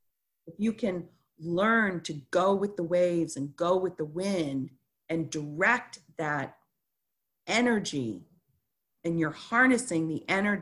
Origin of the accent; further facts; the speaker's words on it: Chicago, Illinois, United States; born there; also born or lived in Montreal, California, United States / Dallas, United States / Ohio, United States; So I was born in Chicago, Illinois, July 21st, 1969